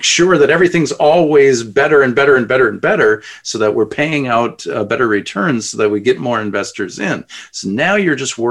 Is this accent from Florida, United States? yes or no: no; Edina, Minnesota, United States; us growing up in Edina, you know, spending time in Edina